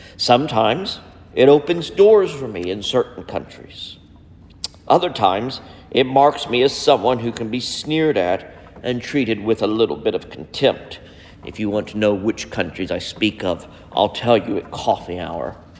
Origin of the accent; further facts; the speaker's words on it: United States; as an American citizen